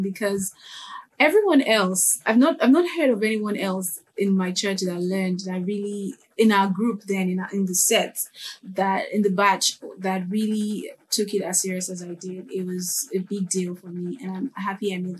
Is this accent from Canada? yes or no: no; Nigeria; I'm Nigerian. So Nigerians are really religious and highly churchy people. So a lot of musicians and instrumentalists here always start from church.